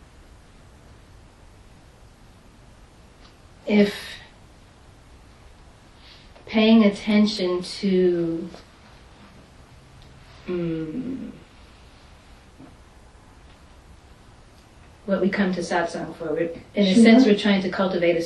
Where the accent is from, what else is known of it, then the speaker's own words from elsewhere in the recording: New York City, New York, United States; now in Washington, DC, United States; I'm originally from Manhattan, and there's a way that we drive in Manhattan that they don't drive here.